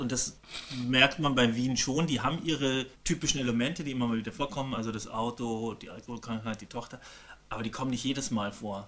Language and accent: German; Germany; Bei uns in Deutschland